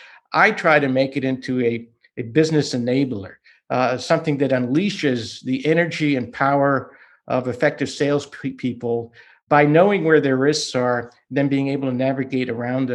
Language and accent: English; Boston, Massachusetts, United States; first language Hungarian; English is a second language; moved away as an adult; also born or lived in New York; I grew up in the Boston area